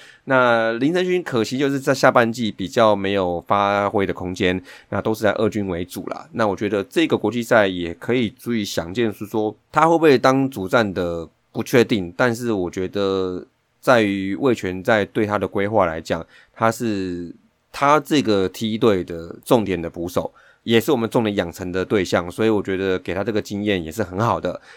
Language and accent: Chinese; Taipei, Taiwan; 以我们台北人来讲